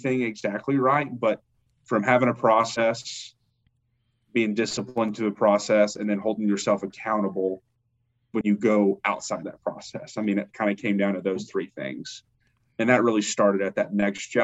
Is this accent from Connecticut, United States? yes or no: no; Kentucky, United States; moved away as an adult; also born or lived in Atlanta, Georgia; when that right opportunity opened up back home